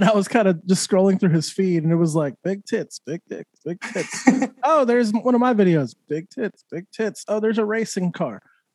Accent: New Mexico, United States; moved away; I'm from New Mexico originally.

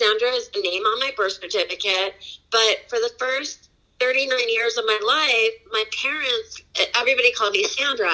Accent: San Diego, California, United States; moved away; I live back in my hometown now of San Diego

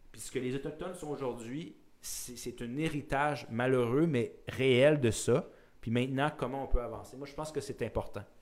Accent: Quebec, Canada; outrepasser justement ce sentiment-là de dire qu'on se détériorise en tant que Québécois ou Canadien, c'est faux.

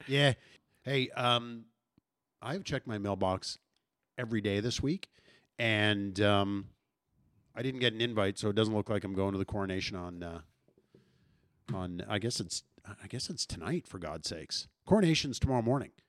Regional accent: St. Albert, Alberta, Canada; growing up in Saint Albert

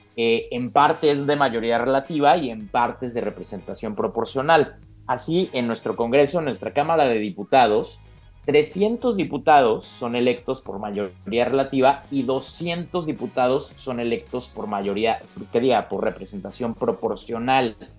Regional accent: Mexico; los mexicanos

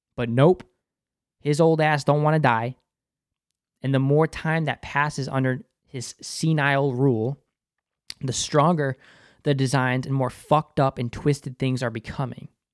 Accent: Boston, Massachusetts, United States; accent: Boston; my Boston accent slipping

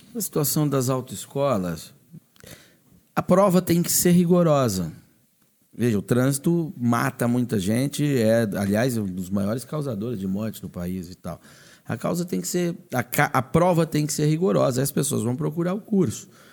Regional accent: Paraná, Brazil; eu sou do Paraná.

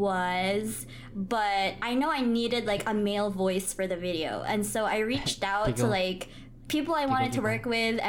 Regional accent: Philippines; I'm Filipino

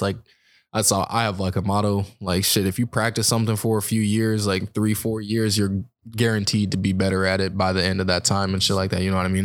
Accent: California, United States; now in Arizona, United States; I'm originally from California

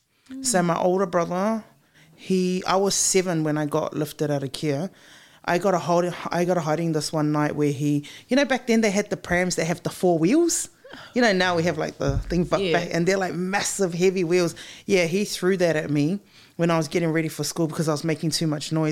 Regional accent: Christchurch, Canterbury, New Zealand; also born or lived in Wellington; I was born in Wellington, and then we moved to Christchurch. So funny, because when we were in Christchurch, I was really, really young, and it was me, my mom, and my older brother.

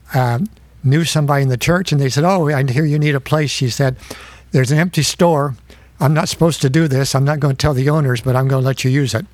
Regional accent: Fort Recovery, Ohio, United States; I grew up in Fort Recovery, Ohio, which is a little town of 1,300 close to Indiana, north of Dayton.

